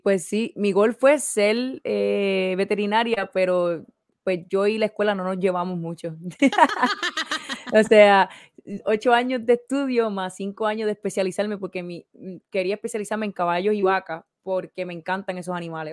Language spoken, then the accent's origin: Spanish; Orocovis, Puerto Rico; nací en Puerto Rico, en el campo, Orocovis. Me crié